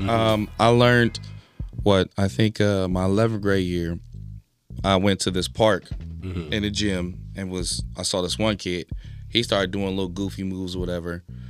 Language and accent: English; Philippines; Because me being Filipino, they're like, oh, yeah, you like Todd Eyes.